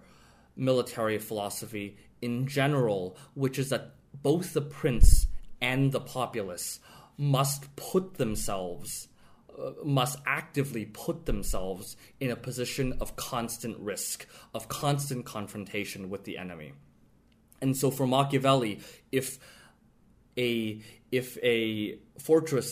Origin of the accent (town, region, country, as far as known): United States